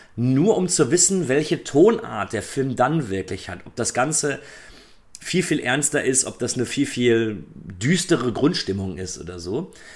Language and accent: German; Germany; bei uns in Deutschland